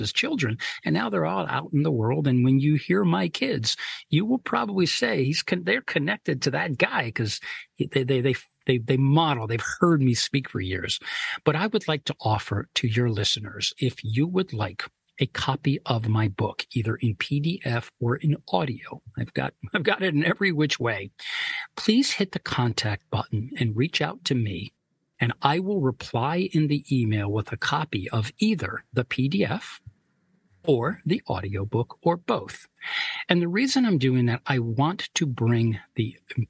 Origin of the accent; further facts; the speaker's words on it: New York, United States; My father and mother immigrated to the United States a year before I was born